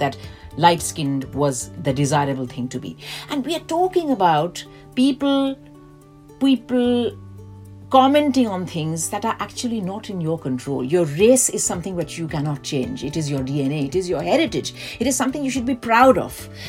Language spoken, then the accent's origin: English; India; now in London, United Kingdom; I grew up in India